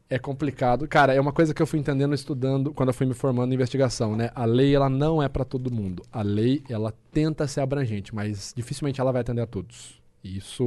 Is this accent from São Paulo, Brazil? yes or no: yes; Rio Claro, São Paulo, Brazil; moved away as an adult; lá na minha cidade, lá em Rio Claro